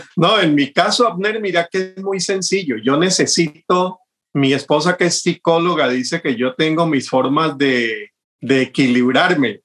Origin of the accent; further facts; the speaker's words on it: Cali, Valle del Cauca, Colombia; como caleño tengo ya un, gusto de toda mi vida por esa música